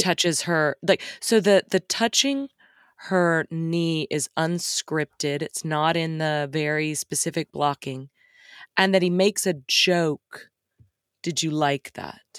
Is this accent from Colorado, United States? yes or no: no; Texas, United States; I'm from Texas